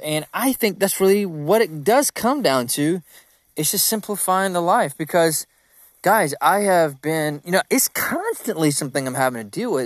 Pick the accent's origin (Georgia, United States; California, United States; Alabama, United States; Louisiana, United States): Georgia, United States; I'm from Country Town